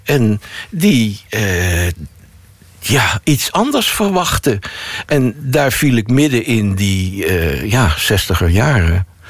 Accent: Netherlands; als Nederlanders

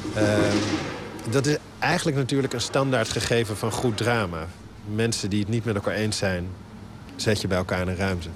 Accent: Netherlands; wij als Nederlanders

